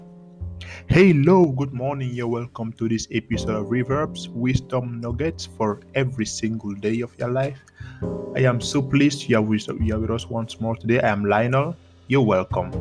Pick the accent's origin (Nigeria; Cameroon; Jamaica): Cameroon; moved away; I am from Cameroon in Africa, and one big thing from back home is the reality of curses